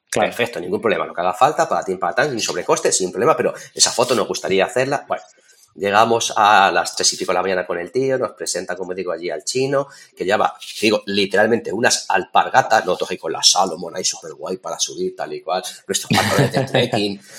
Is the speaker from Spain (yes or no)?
yes; Toledo, Castilla-La Mancha, Spain; estoy al otro lado del mundo, o sea, estamos en China, somos de Toledo